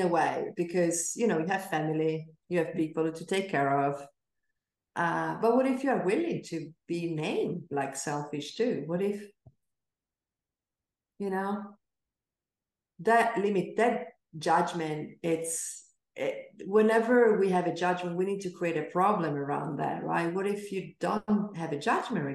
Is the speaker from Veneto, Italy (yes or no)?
yes; Venice, Veneto, Italy; I grew up in Venice